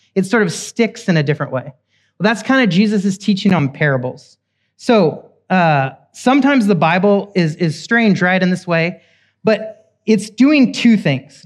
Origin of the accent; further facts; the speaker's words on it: Oklahoma, United States; I'm from Oklahoma, cowboys and Indians.